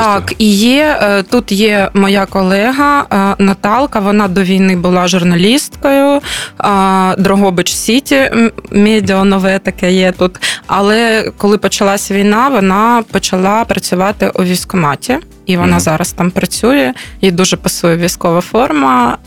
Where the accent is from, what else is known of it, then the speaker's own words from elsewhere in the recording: Kharkiv, Kharkiv Oblast, Ukraine; moved away as an adult; в мене досі є будинок, він досі цілий. Я розумію, що в Харкові